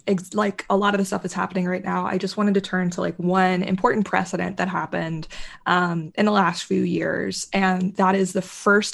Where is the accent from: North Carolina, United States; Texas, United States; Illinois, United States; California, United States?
North Carolina, United States; Charlotte; Charlotte, North Carolina, which is where I grew up. And like, Charlotte's a relatively liberal city by North Carolina standards. Like, we're not Asheville or Chapel Hill, but it's still an urban center.